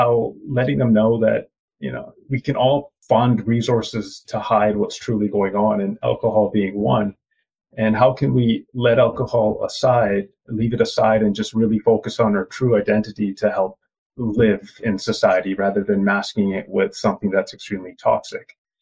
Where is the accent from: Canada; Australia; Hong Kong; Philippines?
Canada; born there; I am East Indian. I was born in Canada, and my mom and dad are from India, and the culture we follow is Punjabi.